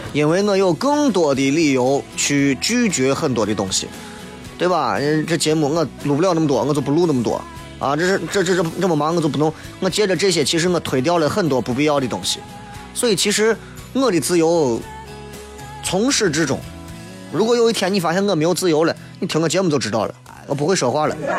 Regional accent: Xi'an, Shaanxi, China; 作为一个地道的西安人，或者作为一个地道的陕西人，我们应该把我们自己的方言好好的、精深的研究一下

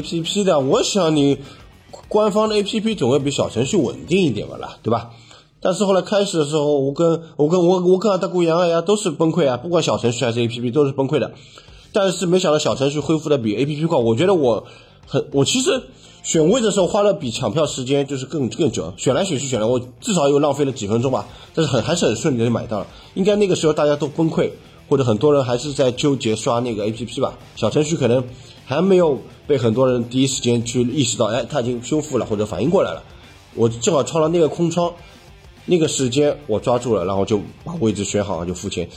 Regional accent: Shanghai, China; 我就是本地的上海人

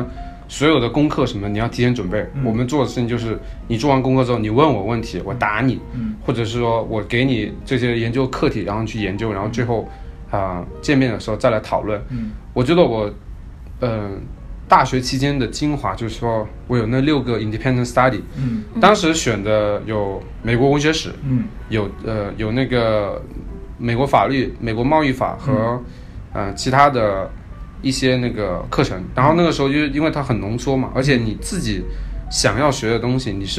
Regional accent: Chaozhou, Guangdong, China; also born or lived in Seattle; now in United States; 我是一个潮州人

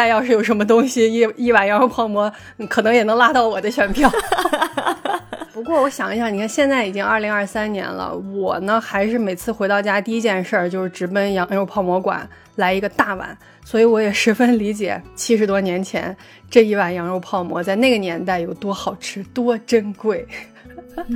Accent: Yinchuan, Ningxia, China; moved away; 因为我从小在银川长大，吃的就是家乡的味道。

